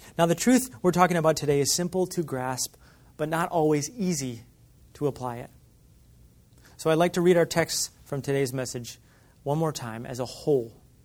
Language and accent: English; Michigan, United States; When I grew up in Michigan